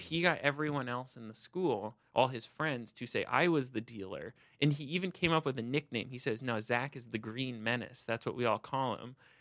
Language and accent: English; Seattle, Washington, United States; I grew up in Seattle